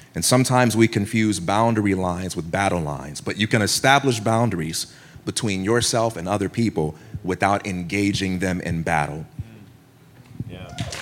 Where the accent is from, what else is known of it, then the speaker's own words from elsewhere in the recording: Chicago, Illinois, United States; I'm from Chicago